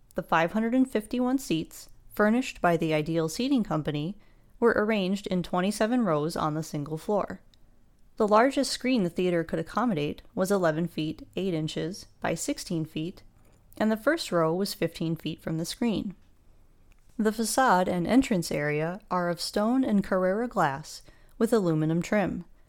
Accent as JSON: {"language": "English", "country": "United States", "said": "an American"}